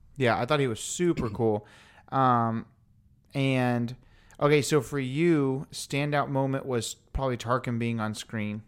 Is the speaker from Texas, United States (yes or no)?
yes; Houston, Texas, United States; we're obviously from Houston, Texas